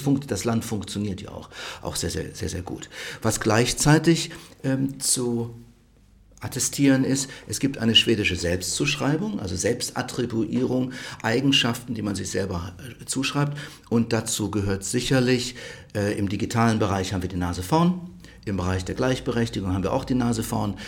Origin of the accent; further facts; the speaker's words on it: Rhineland, Germany; moved away as an adult; now in Stockholm, Sweden; ich komme aus dem Rheinland